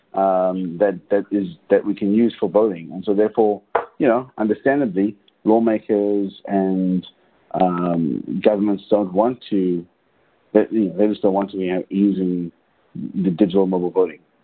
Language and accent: English; South Africa; I grew up in South Africa during apartheid.